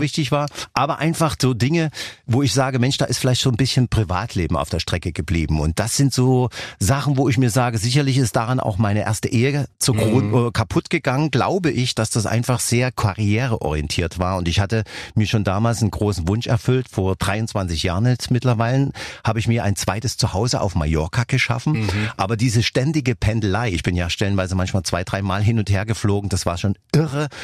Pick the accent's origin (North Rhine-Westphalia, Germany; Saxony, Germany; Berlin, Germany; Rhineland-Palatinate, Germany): Saxony, Germany; Dresden; accent: Saxon; ich komme ja aus Dresden und wir sprechen ja einen tollen Dialekt, unser Sächsischer, worauf ich natürlich sehr stolz bin